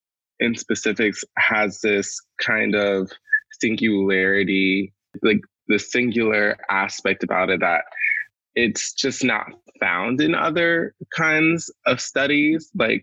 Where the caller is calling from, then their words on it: Gloucester, Virginia, United States; also born or lived in Mobile, Alabama; I'm calling in from Gloucester, Virginia. It's very humid here.